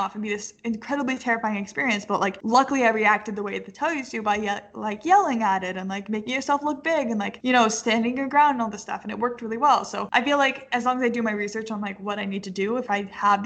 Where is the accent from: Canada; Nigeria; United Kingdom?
Canada; also born or lived in British Columbia; now in Denver, United States; I'm Canadian